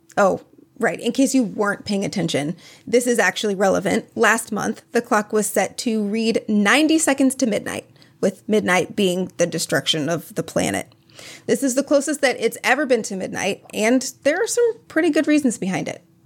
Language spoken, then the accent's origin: English; Minnesota, United States; I am from Minnesota, where we say eggs and beg